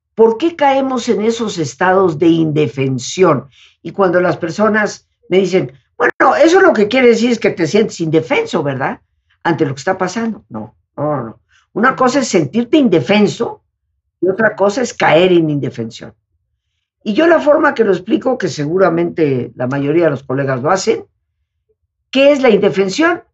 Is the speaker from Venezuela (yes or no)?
no; Yucatán, Mexico; nosotros somos de Yucatán, las playas de Yucatán, de Quintana Roo, pero recorrimos todas las playas porque siendo yucatecos el mar es lo que nos atrae más